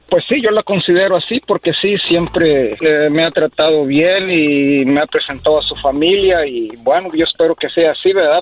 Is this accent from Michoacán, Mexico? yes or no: yes; Apatzingán, Michoacán, Mexico; yo soy de Michoacán, de allá este de Apaxingán, Michoacán